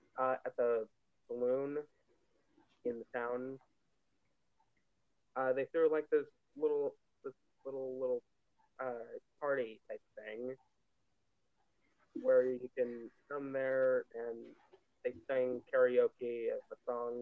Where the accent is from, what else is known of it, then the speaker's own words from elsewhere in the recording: Las Vegas, Nevada, United States; moved away; my hometown of Las Vegas.